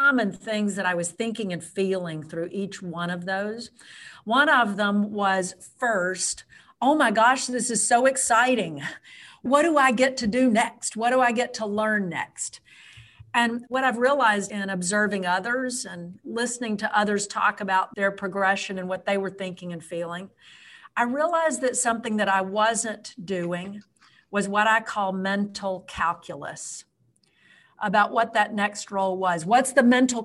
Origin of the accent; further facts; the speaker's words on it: Nashville, Tennessee, United States; moved away; also born or lived in Virginia; I was raised in Nashville